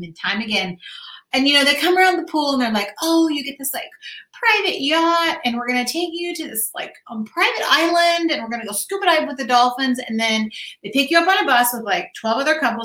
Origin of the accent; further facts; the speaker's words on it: Santa Barbara, California, United States; I was born and raised in Santa Barbara